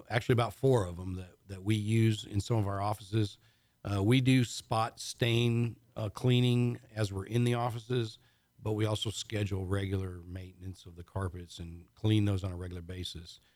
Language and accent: English; Michigan, United States; moved away; I grew up in Michigan, actually.